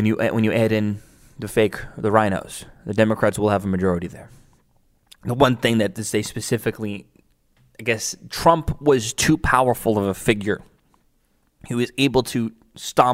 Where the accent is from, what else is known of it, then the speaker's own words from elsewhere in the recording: New York City, New York, United States; my hometown in Staten Island